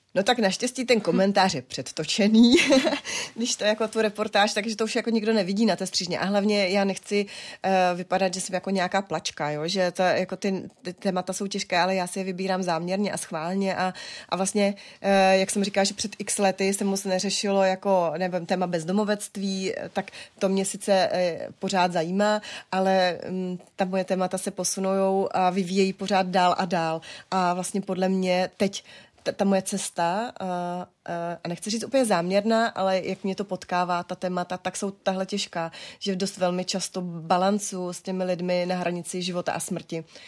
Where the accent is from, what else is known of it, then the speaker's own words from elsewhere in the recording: Moravian Wallachia, Czechia; jsme z Valašská, my jsme obrovská rodina